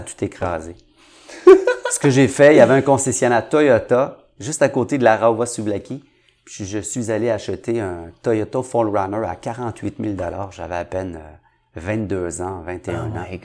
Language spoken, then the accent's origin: French; Montreal, Quebec, Canada; Je viens de Saint-Henri